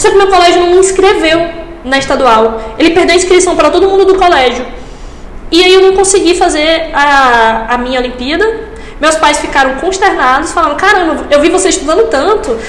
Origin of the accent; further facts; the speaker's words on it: Açu, Rio Grande do Norte, Brazil; also born or lived in Natal; eu sou de Açu, é uma cidade bem pequena no interior do Rio Grande do Norte